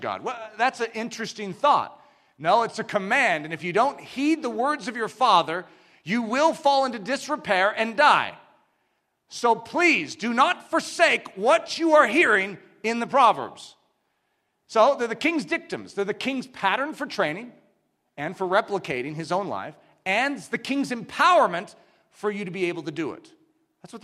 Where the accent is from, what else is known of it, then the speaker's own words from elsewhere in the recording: United States; we as English-speaking Americans